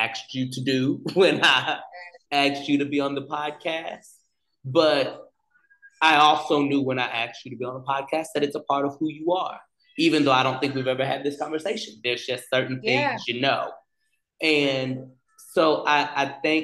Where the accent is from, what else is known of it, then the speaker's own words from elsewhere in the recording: the South, United States; accent: Southern; my Southern accent came out